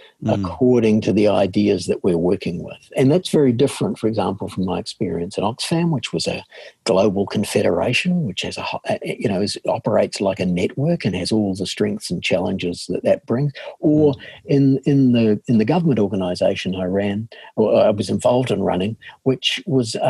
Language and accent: English; New Zealand; from my accent that I'm a born and bred New Zealander.